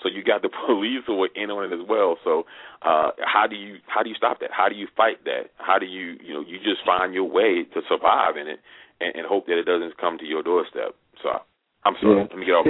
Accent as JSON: {"language": "English", "town": "Baltimore", "region": "Maryland", "country": "United States", "said": "I'm from Baltimore."}